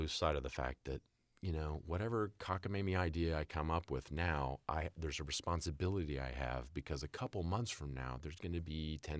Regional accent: Jenks, Oklahoma, United States; I was growing up in Tulsa, Oklahoma, and a little town outside of Tulsa, a little suburb, Jinx.

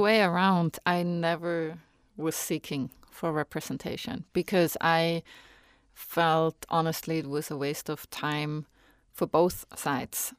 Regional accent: Switzerland; English is a second language; moved away as an adult; now in United States; when I go back home

